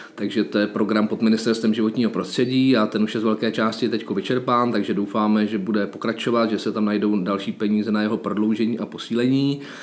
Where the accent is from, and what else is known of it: Czechia